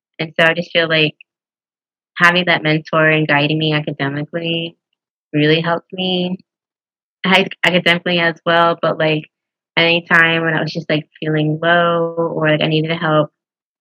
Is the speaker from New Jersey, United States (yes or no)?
no; Houston, Texas, United States; now in Waco, United States; I'm from Houston